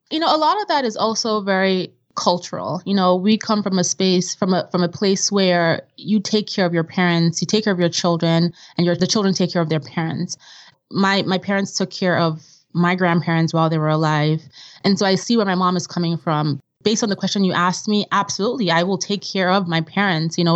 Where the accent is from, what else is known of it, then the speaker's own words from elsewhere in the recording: Vienna, Austria; also born or lived in Nigeria; growing up in Vienna and in Nigeria, there was nothing like a credit card at the time. You know, everything was cash based.